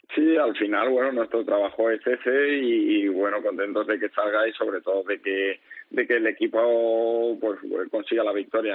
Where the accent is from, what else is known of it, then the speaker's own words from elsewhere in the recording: Valencia, Valencian Community, Spain; moved away as an adult; also born or lived in Murcia / Jumilla; yo que soy valenciano